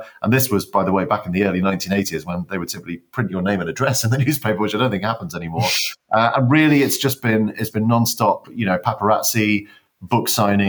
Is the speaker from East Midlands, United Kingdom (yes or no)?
yes; Northamptonshire, East Midlands, United Kingdom; I come from Northamptonshire, and of course, H.E. Bates is our kind of local hero. We grew up around Higham Ferrers, which is just near where I grew up